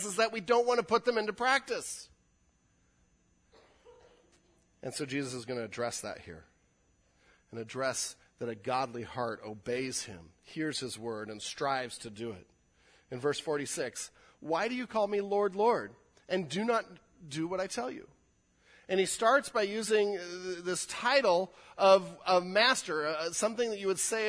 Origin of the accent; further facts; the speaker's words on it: California, United States; I'm a Californian